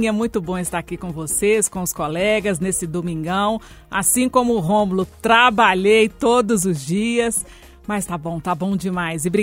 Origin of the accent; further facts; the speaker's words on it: Ponte Nova, Minas Gerais, Brazil; Eu vim de Ponte Nova, pertinho de onde você também veio.